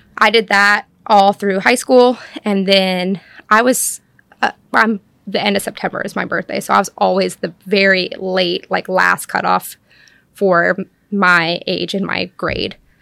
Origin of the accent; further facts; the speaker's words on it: Cashiers, North Carolina, United States; I grew up in Cashers, North Carolina